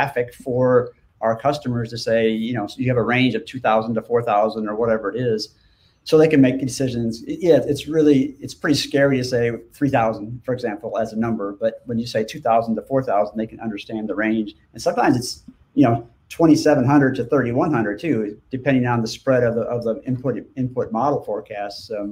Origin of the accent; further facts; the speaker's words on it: St. Paul, Minnesota, United States; moved away as an adult; now in Norman, United States; I grew up in Minnesota, in St. Paul, and spent my first 19 years of my life there